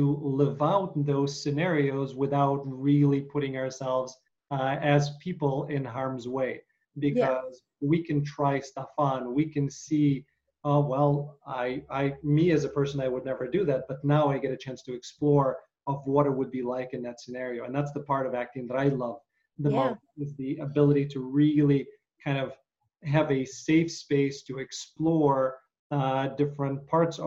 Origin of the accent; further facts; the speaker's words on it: Ukraine; moved away; my relatives, again, growing up in Ukraine